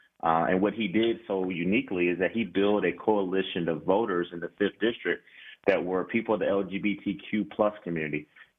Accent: Athens, Georgia, United States; I remember growing up in Athens, Georgia

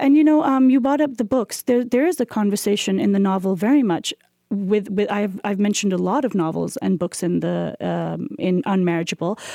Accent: Pakistan

